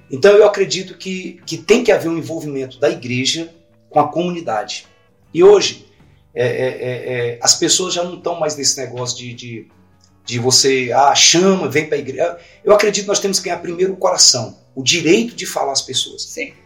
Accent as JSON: {"language": "Portuguese", "town": "Imperatriz", "region": "Maranhão", "country": "Brazil", "also_born_or_lived": "Goiânia", "moved": "yes", "said": "Eu sou de Imperatriz no Maranhão"}